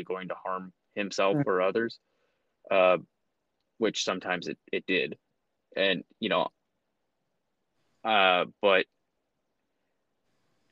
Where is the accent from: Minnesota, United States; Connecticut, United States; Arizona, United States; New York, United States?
Arizona, United States; Phoenix; also born or lived in Evanston, Illinois; I grew up really north in Phoenix